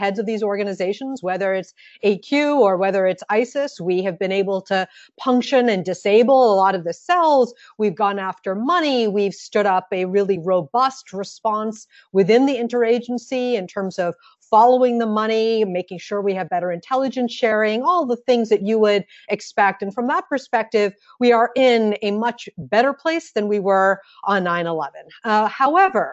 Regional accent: United States; also born or lived in Massachusetts

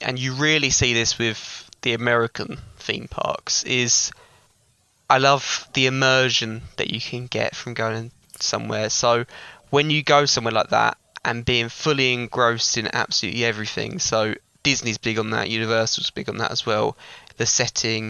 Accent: Southend-on-Sea, East of England, United Kingdom; growing up in Southend, still living in the Southend

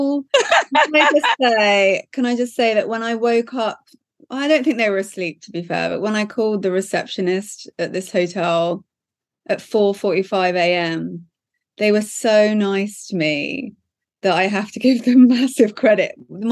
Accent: Norfolk, East of England, United Kingdom; also born or lived in London; now in Los Angeles, United States; I'm from Norfolk, lived in London for 10 years and then randomly moved to LA in 2006.

